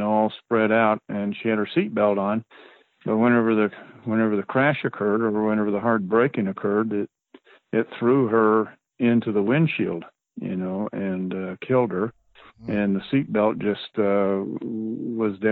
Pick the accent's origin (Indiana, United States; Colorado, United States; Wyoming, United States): Colorado, United States; Loma; I grew up in the Fruta area in down in Loma, Colorado